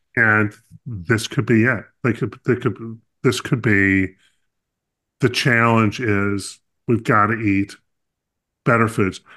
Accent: North Carolina, United States; I grew up in North Carolina

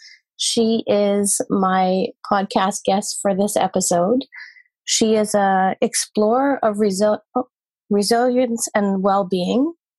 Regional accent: Scotland, United Kingdom; I'm from Scotland

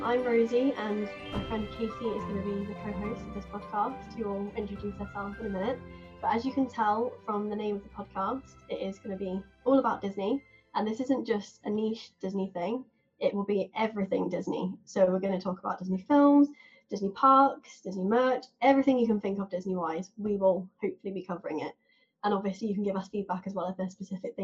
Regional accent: England, United Kingdom; accent: southern; now in Manchester, United Kingdom; I actually live in Manchester, but as you can probably tell by my accent, I'm not from the north. I used to live in the south and that's where I was born. So I'm now a city person, used to live in a seaside town.

